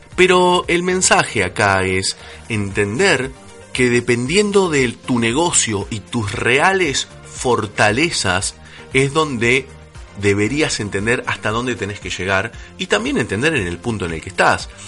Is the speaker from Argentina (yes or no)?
yes; Argentina; como buen argentino